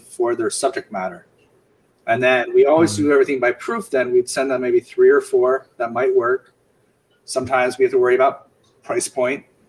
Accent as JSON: {"language": "English", "town": "Bethlehem", "region": "Pennsylvania", "country": "United States", "tie": "born or raised there", "said": "I grew up in Bethlehem, Pennsylvania, which was a steel town"}